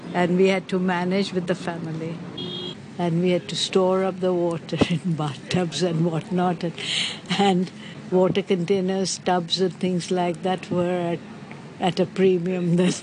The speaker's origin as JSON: {"language": "English", "town": "Karachi", "region": "Sindh", "country": "Pakistan", "tie": "born or raised there", "also_born_or_lived": "Bombay, India", "moved": "as an adult", "lives_now": "Hong Kong", "said": "I was born in Karachi at that time, undivided India. But for university education, I moved to Bombay."}